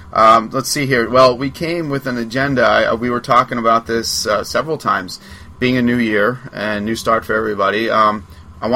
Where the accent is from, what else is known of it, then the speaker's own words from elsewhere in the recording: Long Island, New York, United States; I'm from Long Island